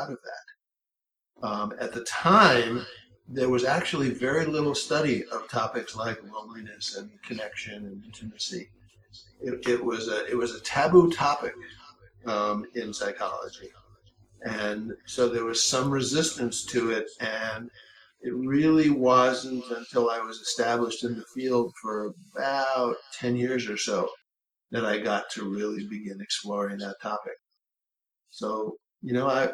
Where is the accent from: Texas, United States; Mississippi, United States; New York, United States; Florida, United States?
New York, United States; New York City; I grew up in New York City